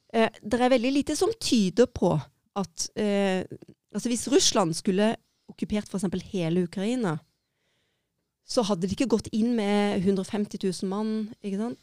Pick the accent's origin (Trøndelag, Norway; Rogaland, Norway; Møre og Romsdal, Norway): Rogaland, Norway; Egersund; also born or lived in Kristiansand; er født i Kristiansand og oppvokst i Egersund